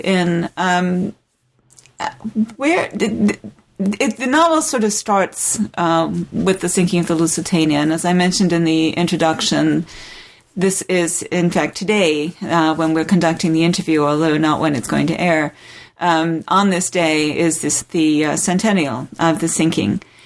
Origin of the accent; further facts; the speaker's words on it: South of England, United Kingdom; moved away; I grew up in England, uh, in the oh, south yeah. of England